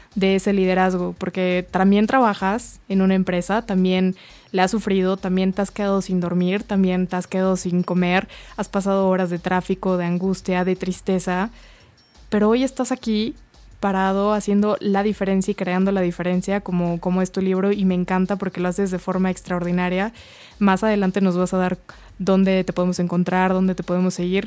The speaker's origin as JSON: {"language": "Spanish", "country": "Mexico", "said": "como mexicanos"}